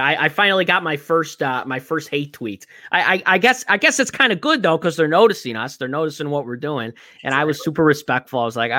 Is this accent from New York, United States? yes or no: no; Chicago, Illinois, United States; I'm from Chicago